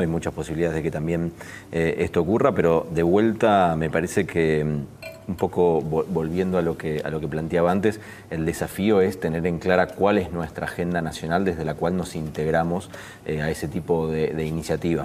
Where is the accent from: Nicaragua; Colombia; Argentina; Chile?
Argentina